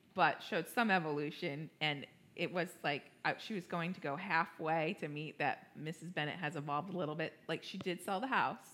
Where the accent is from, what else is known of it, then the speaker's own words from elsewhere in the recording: New York, United States; now in Cincinnati, United States; I'm a New Yorker